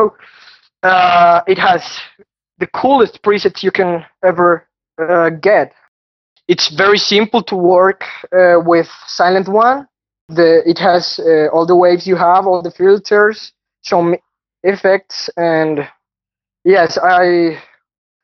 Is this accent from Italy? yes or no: no; Colombia; I'm from Colombia, the South America country